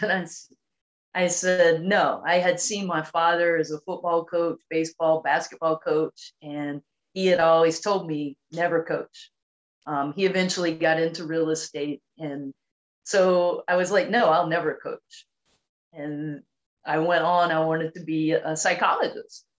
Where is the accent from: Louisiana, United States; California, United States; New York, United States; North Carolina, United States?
North Carolina, United States; I grew up in a very small town in North Carolina